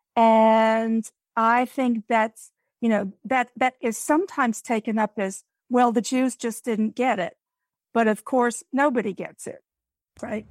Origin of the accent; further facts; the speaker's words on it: United States; we as Americans